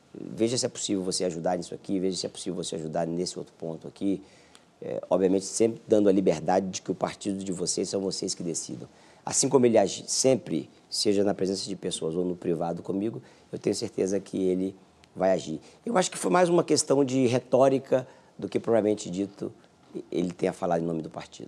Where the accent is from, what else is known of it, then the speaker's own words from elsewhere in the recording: Brazil; como brasileiro